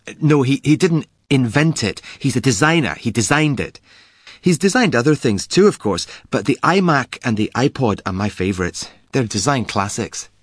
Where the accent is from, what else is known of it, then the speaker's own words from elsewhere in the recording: Glasgow, Scotland, United Kingdom; I'm from Glasgow, the biggest city in Scotland.